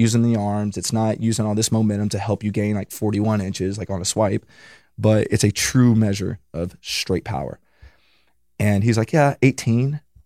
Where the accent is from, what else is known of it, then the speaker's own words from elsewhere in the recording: mountains of Virginia, United States; moved away as an adult; also born or lived in Kentucky; now in California, United States; I'm from the fucking mountains of Virginia, like, hillbilly shit